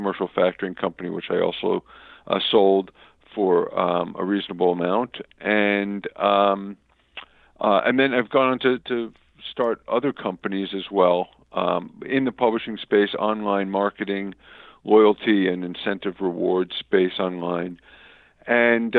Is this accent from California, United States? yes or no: no; South Florida, United States; also born or lived in New York; I was born in New York, but moved to South Florida as a kid, and went to high school here, and grew up here in South Florida.